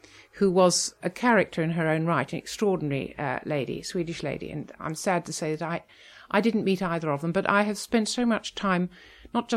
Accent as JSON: {"language": "English", "town": "Melbourne", "region": "Victoria", "country": "Australia", "tie": "born or raised there", "also_born_or_lived": "England", "said": "I was actually born in England, but my family went back to Australia. So I grew up in Melbourne"}